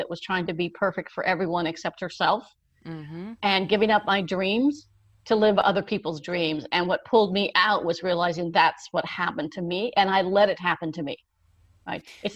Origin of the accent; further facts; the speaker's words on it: California, United States; also born or lived in Wheeling, West Virginia; I was born in Wheeling, West Virginia, but we moved to California when I was 5 years old